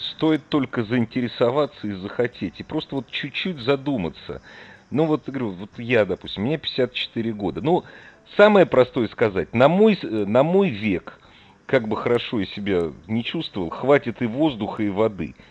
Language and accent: Russian; Moscow, Russia; я просто москвич